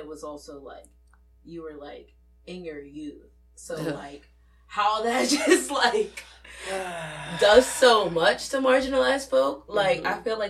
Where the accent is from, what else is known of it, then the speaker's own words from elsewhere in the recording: Pennsylvania, United States; I'm from Pennsylvania